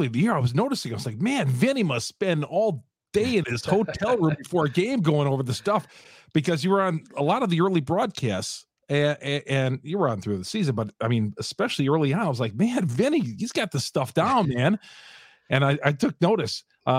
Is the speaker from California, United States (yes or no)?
no; Racine, Wisconsin, United States; moved away; I grew up in Racine, moved out of there.